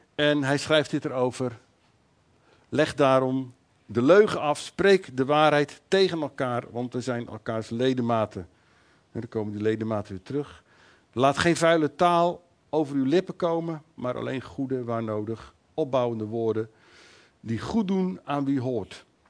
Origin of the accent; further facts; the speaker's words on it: Netherlands; wij als Nederlanders